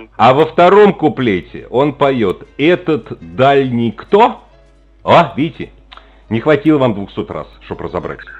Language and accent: Russian; Moscow, Russia; я ж ну, москвич